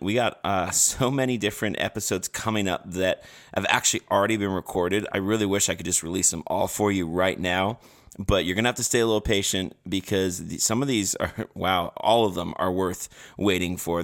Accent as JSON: {"language": "English", "country": "Canada", "said": "I'm from Canada"}